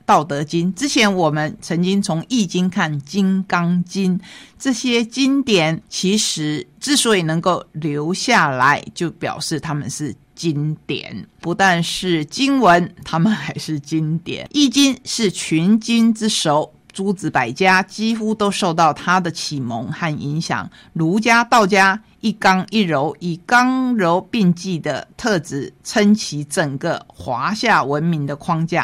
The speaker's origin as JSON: {"language": "Chinese", "country": "Taiwan", "said": "在我们台湾"}